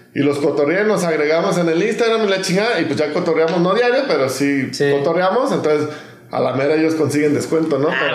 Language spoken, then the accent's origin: Spanish; Mexico; yo soy mexicano